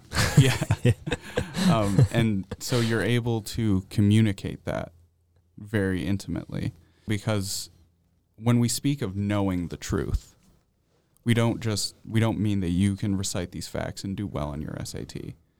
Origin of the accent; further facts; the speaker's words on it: central New York, United States; moved away as an adult; also born or lived in Atlanta, Georgia; now in Nashville, United States; I pretty much spent, uh, my formative years up in New York